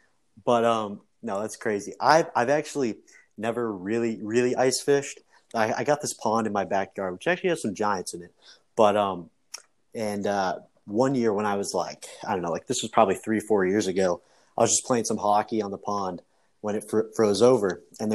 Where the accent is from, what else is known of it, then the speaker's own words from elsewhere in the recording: New Jersey, United States; so I'm from New Jersey, you know, north person as well.